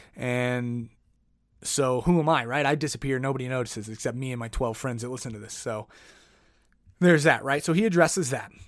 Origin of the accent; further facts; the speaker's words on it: Oklahoma City, Oklahoma, United States; moved away as an adult; now in Denver, United States; I'm from Oklahoma City